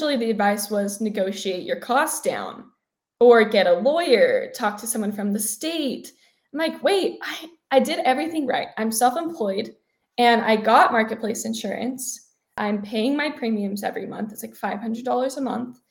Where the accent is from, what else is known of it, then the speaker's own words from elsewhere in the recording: Utah, United States; now in Nevada, United States; I grew up in Utah